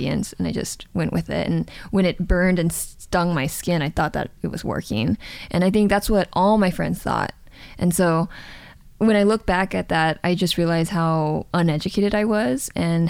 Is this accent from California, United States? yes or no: yes; Los Angeles, California, United States; moved away as an adult; also born or lived in Seoul, South Korea; I actually grew up in Southern California